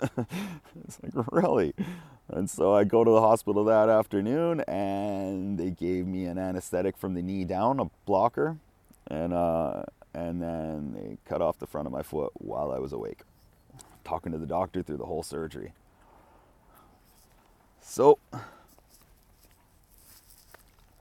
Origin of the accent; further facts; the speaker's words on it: Kamloops, British Columbia, Canada; moved away as an adult; now in Japan; my parents drove me back to Kamloops, my hometown